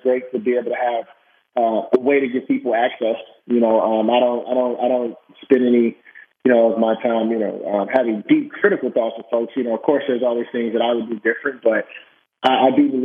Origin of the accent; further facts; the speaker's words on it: Chicago, Illinois, United States; moved away; also born or lived in Beaverton, Oregon; Growing up in Chicago at the age of 7